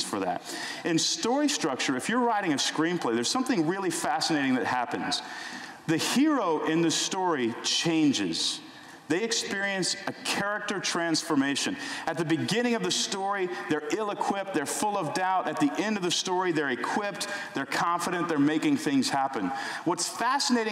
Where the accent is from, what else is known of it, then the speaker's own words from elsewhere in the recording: Houston, Texas, United States; in my house growing up in Houston, Texas